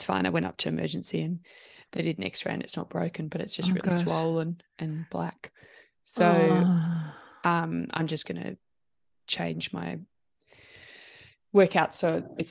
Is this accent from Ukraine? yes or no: no; New Zealand; also born or lived in London, United Kingdom; So I was born just outside London, and then we moved back to New Zealand. Yeah, back to New Zealand.